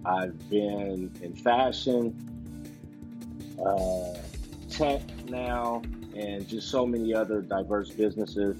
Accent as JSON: {"language": "English", "town": "Los Angeles", "region": "California", "country": "United States", "tie": "born or raised there", "also_born_or_lived": "Pasadena / Louisiana", "said": "Born and raised in Los Angeles"}